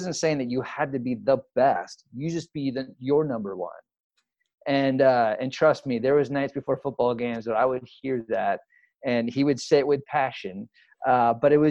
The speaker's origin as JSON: {"language": "English", "town": "San Ramon", "region": "California", "country": "United States", "tie": "born or raised there", "moved": "as an adult", "said": "I grew up in what they call the Bay Area. And so I grew about 20 minutes east of Oakland. So I lived in a small little town or city now called San Ramon"}